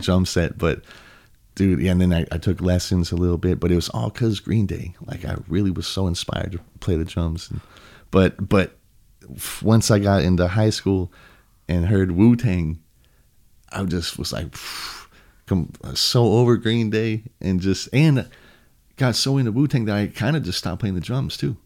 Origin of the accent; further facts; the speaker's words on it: Huntington Beach, California, United States; also born or lived in Costa Mesa; I was born in Huntington. I lived in Costa Mesa for a sec, and then gotcha. back to Huntington. So ever since then, I grew up in Huntington